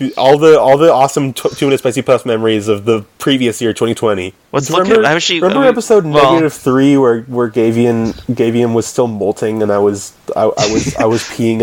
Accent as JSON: {"language": "English", "country": "Canada", "said": "I'm from Canada."}